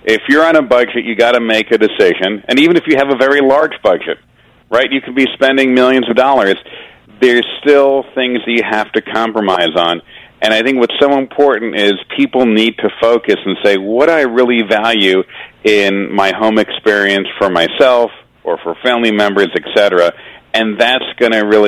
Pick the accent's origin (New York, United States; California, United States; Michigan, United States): New York, United States; Long Island; now in Westchester, United States; I grew up in Long Island and now I live in Westchester.